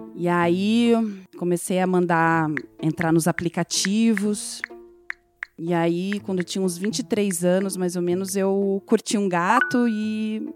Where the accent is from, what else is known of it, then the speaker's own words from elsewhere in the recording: Mato Grosso do Sul, Brazil; now in Curitiba, Brazil; nasci no Mato Grosso do Sul, viajo por aí, faço trabalho por lá, lá, mas eu vivo ali em Curitiba. Daí o pessoal pensa que eu sou curitibana, mas não sou